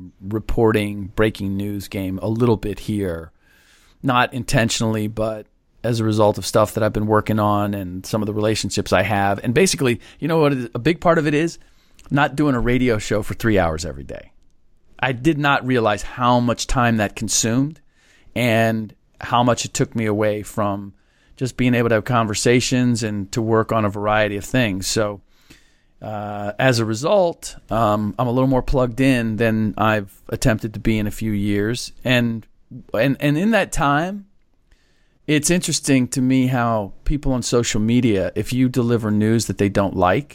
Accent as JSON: {"language": "English", "region": "Midwest", "country": "United States", "also_born_or_lived": "Washington, D.C., United States", "said": "Even though I'm from the Midwest."}